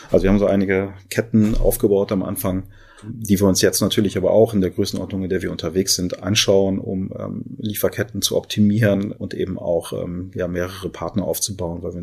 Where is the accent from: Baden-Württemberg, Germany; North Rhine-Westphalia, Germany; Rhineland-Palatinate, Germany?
North Rhine-Westphalia, Germany; Düsseldorf; Also ich bin gebürtiger Düsseldorfer, habe hier auch fast immer gelebt und bin hier einfach auch sehr glücklich.